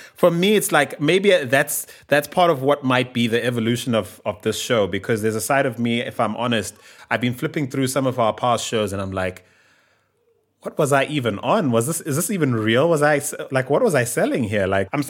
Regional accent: Bulawayo, Zimbabwe; there are so few ICU beds in my hometown of Bulawayo

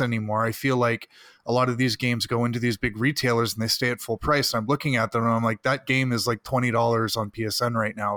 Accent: Burlington, Ontario, Canada; my hometown of Burlington

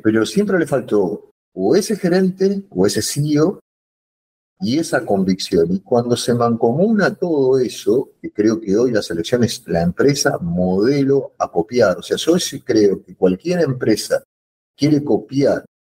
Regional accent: Argentina; no estoy hablando como argentino ni como futbolero

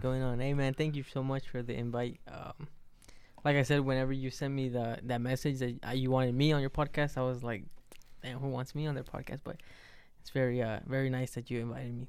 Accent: Las Vegas, Nevada, United States; also born or lived in Puebla, Mexico; when I was three, I came here to, to U S, to Vegas. It's, I think, yeah, it's the first, pretty much where I grew up

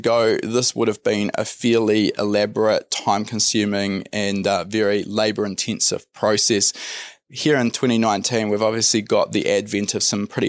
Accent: New Zealand; I'm from New Zealand.

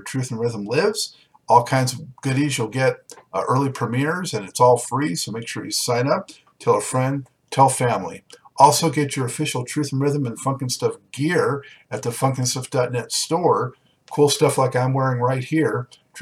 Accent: Los Angeles, California, United States; I'm from Los Angeles too, so you know, I went to Santa Monica High

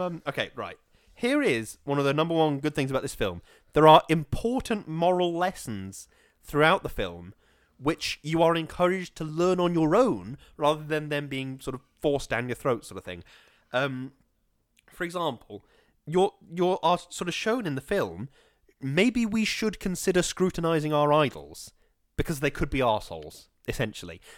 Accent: Stoke-on-Trent, West Midlands, United Kingdom; I was born in Stoke.

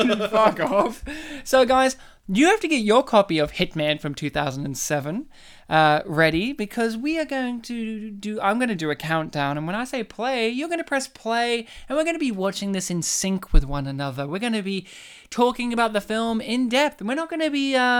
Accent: Poland; because we're spitting Polish, likingly, because while we're spitting, we're both Polish.

